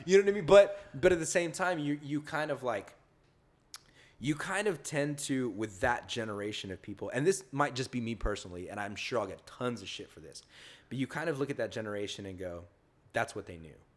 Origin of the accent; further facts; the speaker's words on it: the South, United States; moved away; also born or lived in California; I was born here, but I grew up in the South